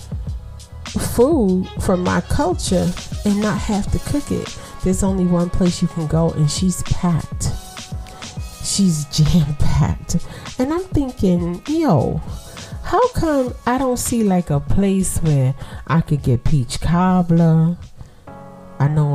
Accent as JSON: {"language": "English", "town": "New York City", "region": "New York", "country": "United States", "also_born_or_lived": "East Flatbush, Brooklyn", "said": "I'm from Brooklyn"}